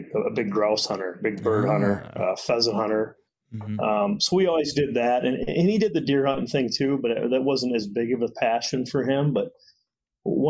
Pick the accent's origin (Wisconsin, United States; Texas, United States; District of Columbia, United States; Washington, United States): Wisconsin, United States; Janesville; born and raised in Janesville my whole life